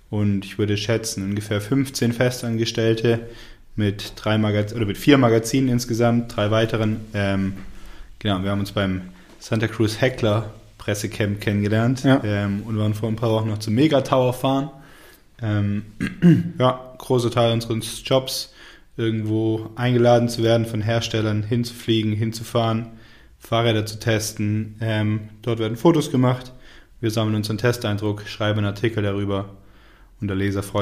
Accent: Tübingen, Baden-Württemberg, Germany; ich komme ursprünglich aus Tübingen, also nicht weit von hier, ähm, 45 Minuten.

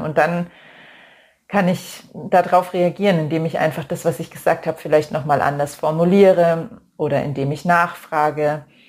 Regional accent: Germany; bei uns in Deutschland

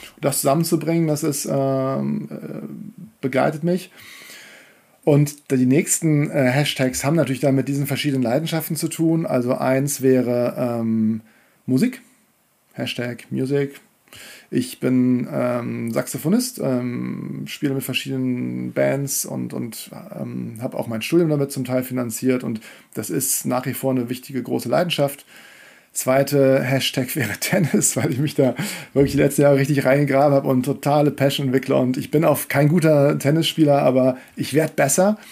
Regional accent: Kiel, Schleswig-Holstein, Germany; moved away; also born or lived in Leverkusen / Hamburg / Paris; ich bin in Kiel aufgewachsen

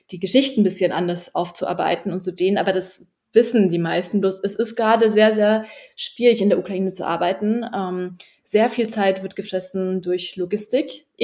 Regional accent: Poland; Und zwar sage ich dann, ne, ich kann euren Punkt schon verstehen, denn ich bin auch Polin und ich weiß, wie meine polnische Regierung darüber diskutiert

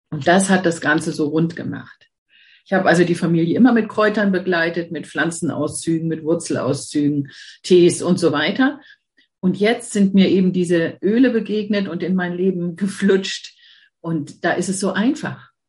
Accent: Mannheim, Baden-Württemberg, Germany; born there; geboren bin ich in Mannheim, aber ich fühle mich hier im Norden einfach zu

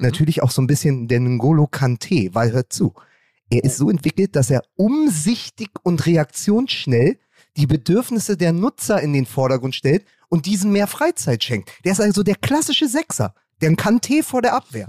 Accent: Berlin, Germany; ich bin ja Berliner

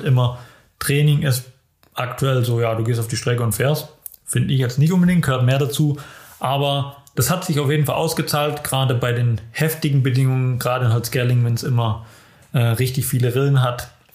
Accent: Germany; Ich als Deutscher

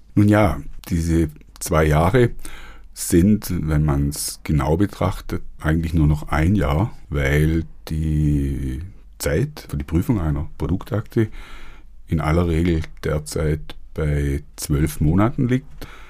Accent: Germany; hier bei uns in Deutschland

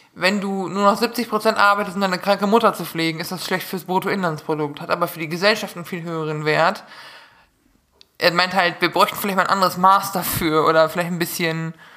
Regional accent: Münsterland, North Rhine-Westphalia, Germany; ich als Münsterländer, bei uns ist ja nun wirklich gar nichts an Hügeln

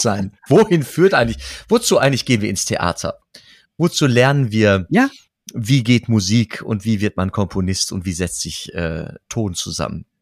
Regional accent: Germany; now in Geldern, Germany; ja, ich komme aus Rade.

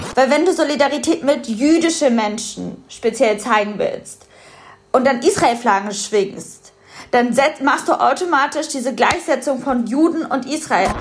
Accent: Germany; ich bin in Deutschland geboren

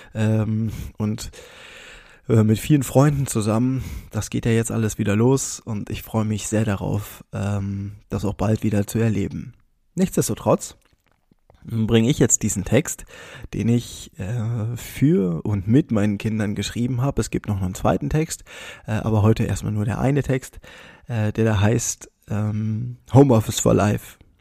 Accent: Bernburg, Saxony-Anhalt, Germany; Bernburg ist meine Heimat

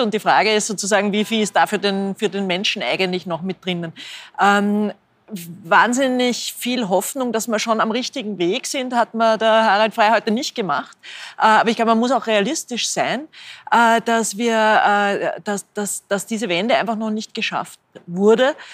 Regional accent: Linz, Upper Austria, Austria; ich bin selber aus Linz

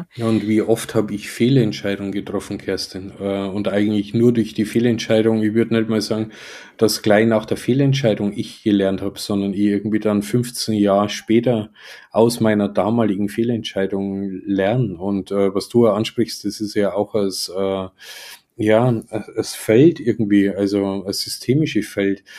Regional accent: Germany; wie ich mich als Deutscher wahrnehme

